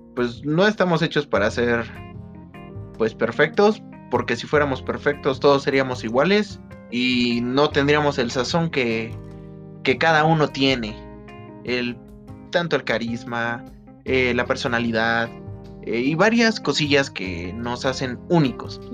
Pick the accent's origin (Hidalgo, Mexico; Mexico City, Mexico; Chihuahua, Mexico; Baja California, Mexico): Hidalgo, Mexico; Pachuca; aquí en Pachuca. Sí, porque soy de Pachuca